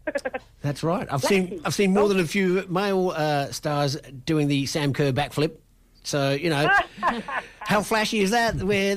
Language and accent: English; Western Australia, Australia; we're West Australian?